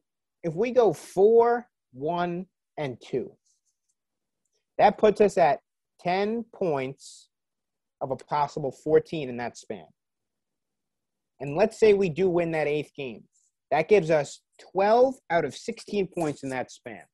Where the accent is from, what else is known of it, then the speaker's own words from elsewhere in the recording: New York, United States; I am a New Yorker